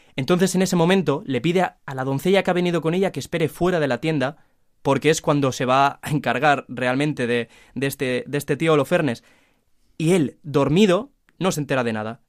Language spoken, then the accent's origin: Spanish; Valencia, Valencian Community, Spain; de Valencia